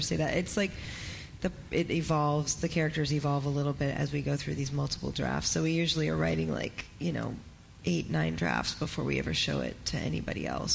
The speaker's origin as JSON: {"language": "English", "town": "Seattle", "region": "Washington", "country": "United States", "said": "I'm from Seattle."}